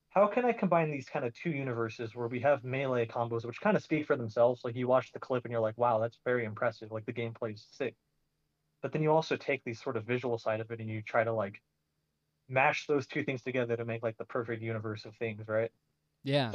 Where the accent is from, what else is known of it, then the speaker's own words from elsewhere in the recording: Phoenix, Arizona, United States; I'm from Arizona, and I went to Arizona State